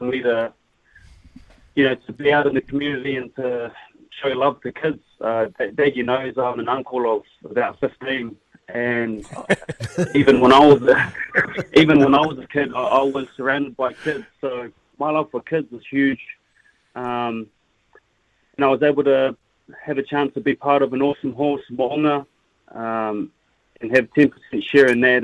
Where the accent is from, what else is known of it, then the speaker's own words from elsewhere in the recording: Christchurch, Canterbury, New Zealand; I'm from Christchurch, so I bleed red and black